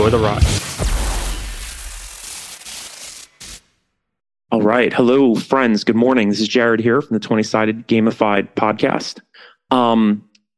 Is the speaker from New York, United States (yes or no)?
yes; New York, United States; growing up in New York